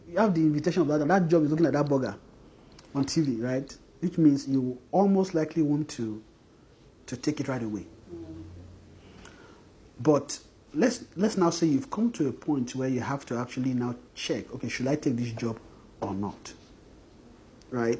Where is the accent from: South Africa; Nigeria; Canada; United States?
Nigeria; a Nigerian man